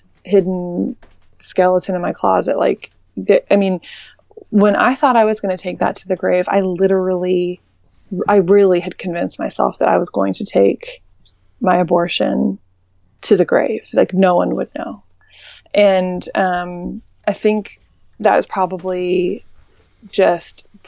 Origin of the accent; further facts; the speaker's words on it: Indiana, United States; moved away; also born or lived in Dallas; I'm from Indiana